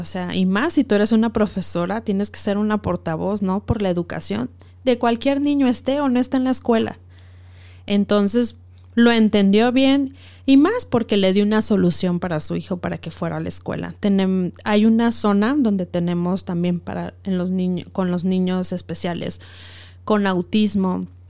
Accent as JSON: {"language": "Spanish", "country": "Mexico", "also_born_or_lived": "Ecuador", "moved": "as an adult", "said": "Yo soy mexicana, soy activista de los derechos humanos"}